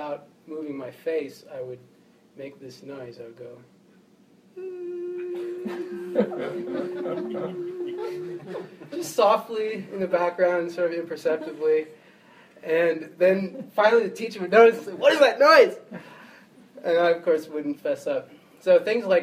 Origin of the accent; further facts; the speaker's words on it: Sacramento, California, United States; I grew up in Sacramento, California